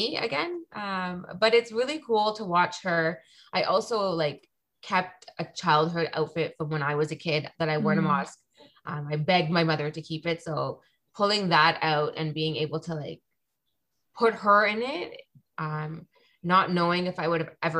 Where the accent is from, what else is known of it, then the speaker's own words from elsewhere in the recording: Toronto, Ontario, Canada; I was born and raised in Toronto